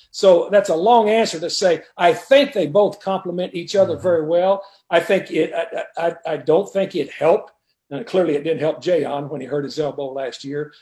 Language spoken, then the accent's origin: English; 88 miles from Lubbock, Texas, United States; Texas Tech, you know, I would go up there a lot as a kid. That's only 88 miles from my hometown